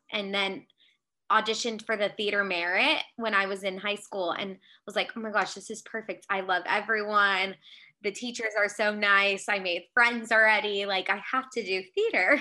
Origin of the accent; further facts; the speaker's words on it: Aliso Viejo, California, United States; moved away as an adult; also born or lived in Mississippi; I am from Aliso Viejo, California, which is in Orange County